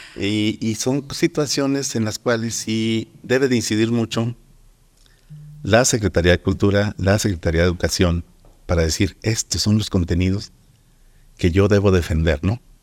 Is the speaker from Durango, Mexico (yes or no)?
yes; Durango, Mexico